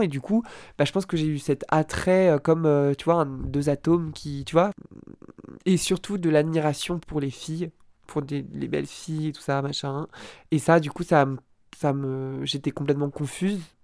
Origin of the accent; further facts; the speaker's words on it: near Rambouillet, Yvelines, Île-de-France, France; also born or lived in Lille / Dunkirk; J'ai grandi dans le 78, dans un village à côté de Rambouillet qui s'appelle Ophargis